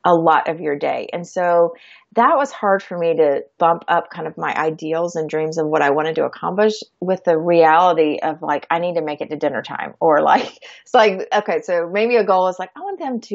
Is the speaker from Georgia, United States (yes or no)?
yes; Georgia, United States; moved away as an adult; also born or lived in Florida; now in Texas, United States; We grew up in Georgia.